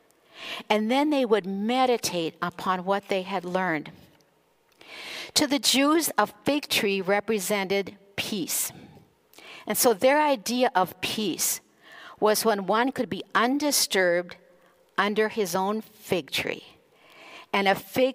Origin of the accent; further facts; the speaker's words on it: Aurora, Minnesota, United States; 6 miles from my hometown of Aurora on the Iron Range of Minnesota